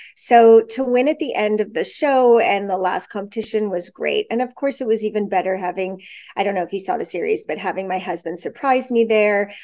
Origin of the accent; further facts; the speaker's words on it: Toronto, Ontario, Canada; also born or lived in Montreal; I was born in Montreal. I lived there till I was nine, and then we moved to Toronto, and I was always in Toronto